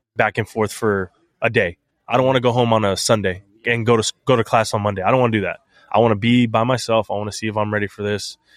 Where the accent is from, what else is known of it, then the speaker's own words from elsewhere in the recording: San Antonio, Texas, United States; my hometown X F L football team